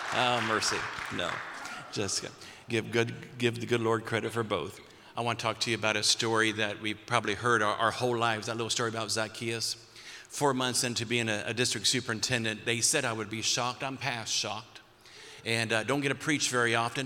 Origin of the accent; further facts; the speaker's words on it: Perry County, Ohio, United States; your speaker tonight is a, is a kid from Perry County